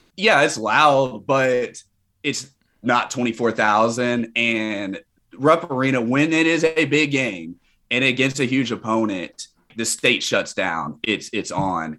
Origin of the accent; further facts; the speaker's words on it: Kentucky, United States; I'm from Kentucky